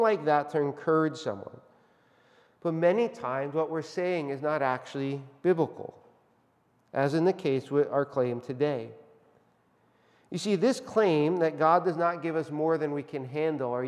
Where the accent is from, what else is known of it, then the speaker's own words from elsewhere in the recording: Northeast Pennsylvania, United States; I was born in Northeast Pennsylvania, where the home of the coal miners who worked really, really hard